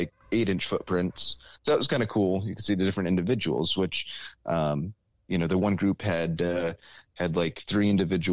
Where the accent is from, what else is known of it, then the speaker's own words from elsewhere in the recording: Sparta, New Jersey, United States; Sparta, New Jersey, which is my hometown